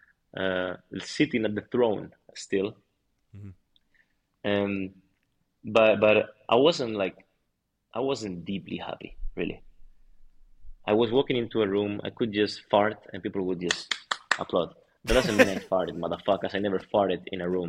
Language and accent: English; Madrid, Community of Madrid, Spain; I'm from Madrid